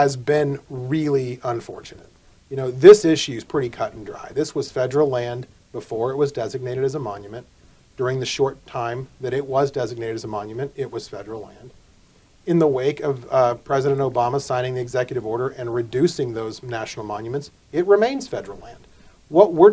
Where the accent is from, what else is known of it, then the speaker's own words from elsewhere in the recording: Arizona, United States; I'm from Arizona